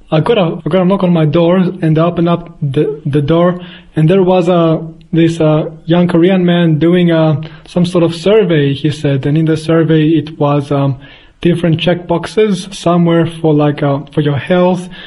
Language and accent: English; Australia; born there; also born or lived in Athens, Greece; I was born in Australia, but I did spend uh, 10 years of my life also in Greece, in Athens.